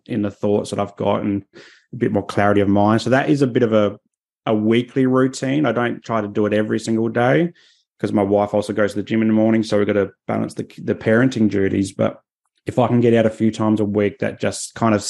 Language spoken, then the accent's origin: English; Adelaide, South Australia, Australia; now in Sunshine Coast, Australia; I grew up in Adelaide